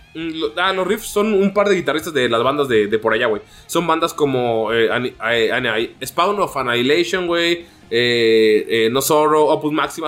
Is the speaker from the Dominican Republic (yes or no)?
no; Mexico; como mexicano